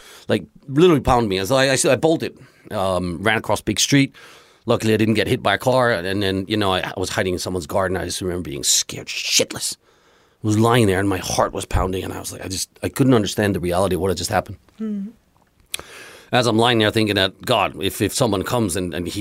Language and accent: English; Denmark; also born or lived in Greece; now in Japan; I grew up in Denmark because my mom's Danish